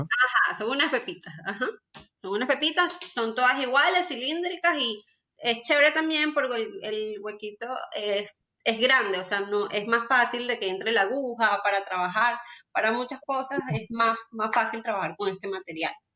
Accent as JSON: {"language": "Spanish", "country": "Venezuela", "moved": "as an adult", "lives_now": "Colombia", "said": "yo soy venezolana y pues, como la historia de muchos de nosotros venezolanos, emigré a Colombia"}